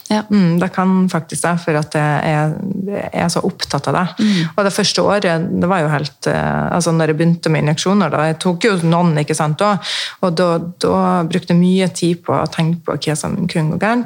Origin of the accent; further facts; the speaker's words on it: Mosjøen, Nordland, Norway; also born or lived in Sweden / Østfold; now in Fredrikstad, Norway; Jeg er fra Mosjøen opprinnelig, oppe i Nord-Norge